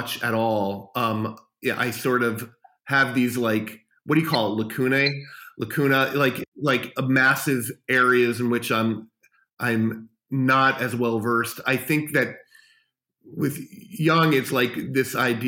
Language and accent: English; New York City, New York, United States; moved away as an adult; now in Los Angeles, United States; As a kid growing up in New York City, and I used to run to Kim's Video and wherever, I lived in Greenwich Village